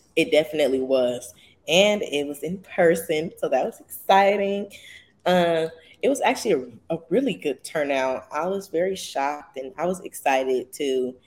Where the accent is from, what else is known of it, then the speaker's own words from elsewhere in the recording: Chicago, Illinois, United States; I'm from Chicago